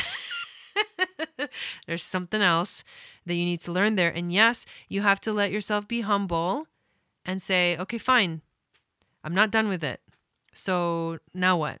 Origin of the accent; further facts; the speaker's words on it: Argentina; I'm from Argentina